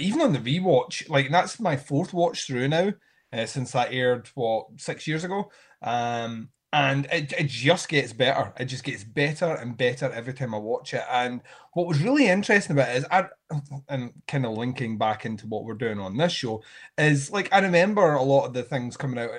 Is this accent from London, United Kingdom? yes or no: no; Scotland, United Kingdom; me being Scottish